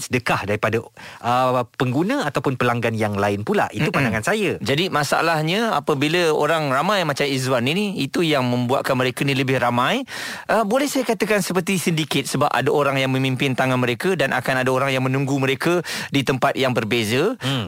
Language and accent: Malay; Malaysia; kita sebagai rakyat Malaysia